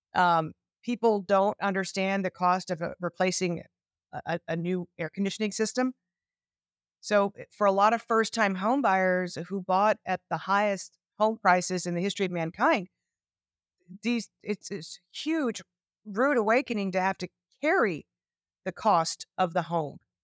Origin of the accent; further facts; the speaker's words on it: Texas, United States; my home state of Texas